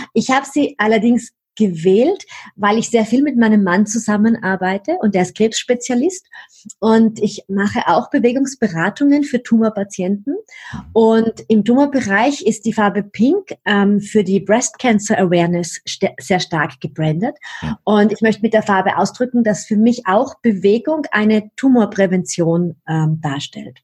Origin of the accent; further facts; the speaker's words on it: Vienna, Austria; Also wo ich herkomme, hört man wahrscheinlich ein bisschen. Ich bin Wienerin